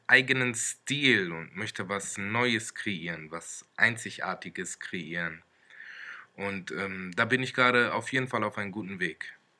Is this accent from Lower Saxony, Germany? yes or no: yes; Wolfsburg, Lower Saxony, Germany; moved away as an adult; now in Stuttgart, Germany; ich bin in Wolfsburg geboren und lebe seit circa sechs Jahren in Stuttgart